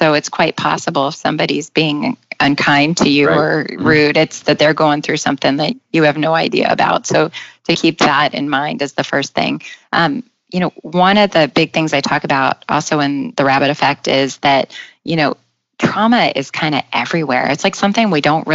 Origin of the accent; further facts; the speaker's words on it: Nevada, United States; now in New York City, United States; I grew up in Nevada